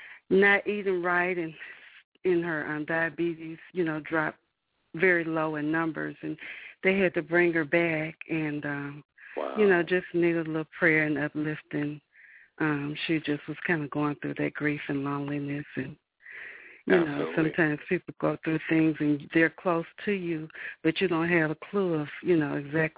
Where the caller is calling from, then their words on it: Alabama, United States; I'm calling from Alabama.